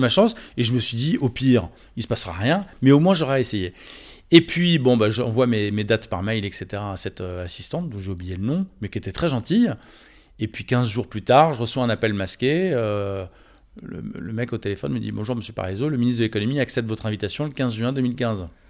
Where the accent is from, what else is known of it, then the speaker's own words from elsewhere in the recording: Neuilly-sur-Seine, Île-de-France, France; je suis né à Neuilly-sur-Seine